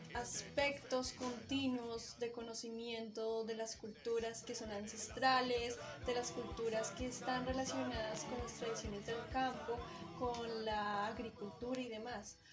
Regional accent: Colombia; un legado que nos afianza como colombianos

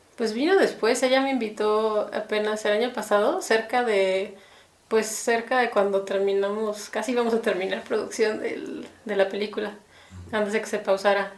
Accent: Mexico City, Mexico; moved away as an adult; also born or lived in United States; now in Guadalajara, Mexico; casi toda la vida he vivido en México

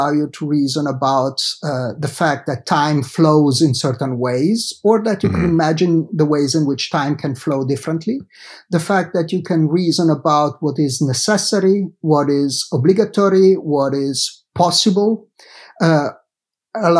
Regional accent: Genoa, Liguria, Italy; moved away as an adult; I did study in Italy, where I grew up, in Genova, in my hometown

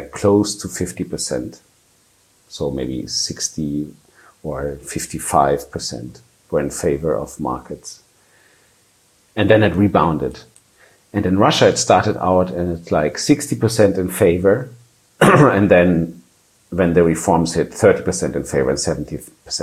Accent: countryside in southern Germany, Germany; moved away as an adult; now in Barcelona, Spain; I am German. I didn't grow up in a very fragile context. It's quite the opposite, I would say, in a countryside in Germany, southern Germany

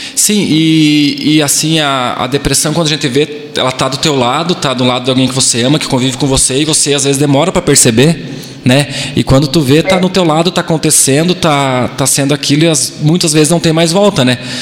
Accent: Brazil; nossa cidade, para nós que somos amigos, crescemos juntos

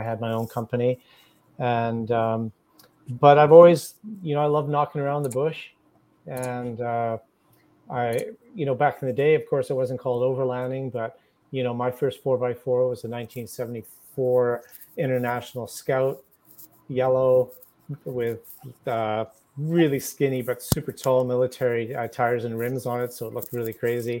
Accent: North Vancouver, British Columbia, Canada; also born or lived in The Hague, Netherlands; I was born in North Vancouver in British Columbia.

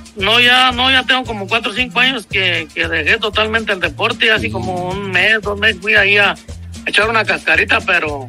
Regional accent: Michoacán, Mexico; now in North Carolina, United States; De allá, de Michoacán

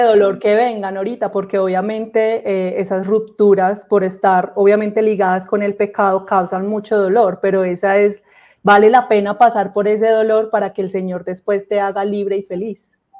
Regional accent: Armenia, Quindío, Colombia; soy de Armenia Quindío, del eje cafetero, un departamento muy, muy lindo de Colombia.

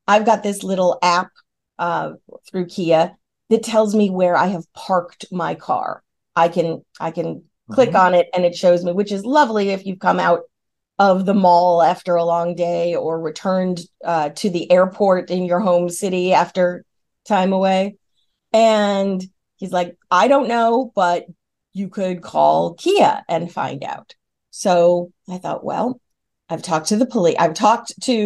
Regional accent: New York, United States; now in the South, United States; I'm from New York State

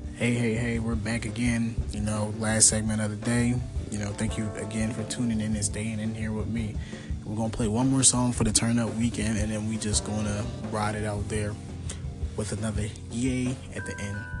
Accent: Philadelphia, Pennsylvania, United States; I'm from Philadelphia.

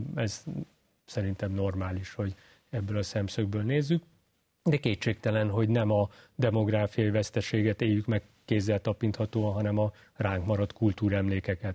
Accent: Hungary; mivel magyar vagyok

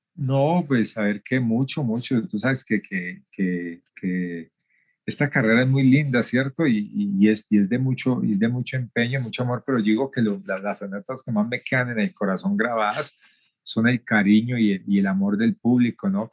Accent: Cali, Valle del Cauca, Colombia; also born or lived in Tuluá, Colombia; Nací en Tuluá, el corazón del valle, y desde muy niño eh, empecé a hacer labores de campo junto a mis abuelos, y, ya más o menos como a los nueve años, eh, mi abuelo nos lleva hacia una ciudad grande como la ciudad de Cali

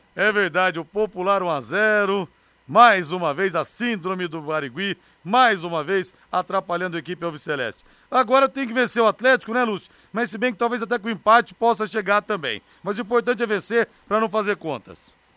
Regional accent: interior of São Paulo, Brazil; Eu que sou do interior de São Paulo

